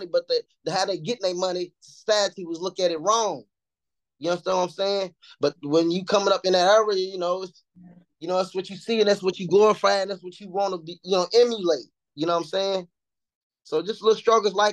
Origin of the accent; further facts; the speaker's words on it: Louisville, Kentucky, United States; I'm from Louisville, Kentucky, man. I'm 37, man. I'm from the East End. I'm from the East End of Louisville.